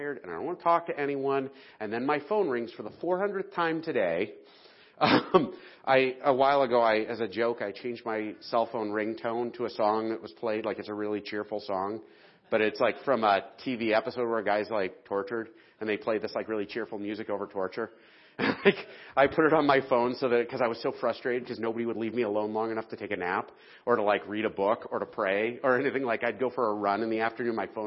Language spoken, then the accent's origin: English; the South, United States; moved away; I'm a Southerner